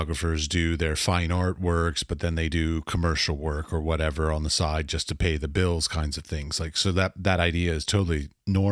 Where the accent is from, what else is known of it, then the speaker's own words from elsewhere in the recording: United States; I'm from the United States.